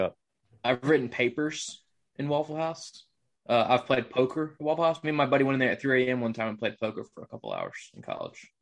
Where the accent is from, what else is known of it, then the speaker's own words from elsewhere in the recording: Bible Belt, the South, United States; I was raised in the Bible Belt